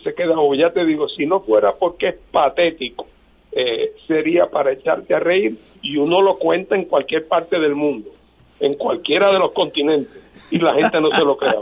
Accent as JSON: {"language": "Spanish", "country": "Puerto Rico", "said": "éramos una posesión española y nos entregaron como lechón de apeso y ahora somos una posesión de los Estados Unidos"}